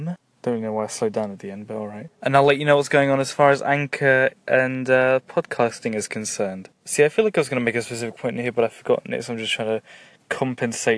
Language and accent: English; England, United Kingdom; I am English and I'm from Britain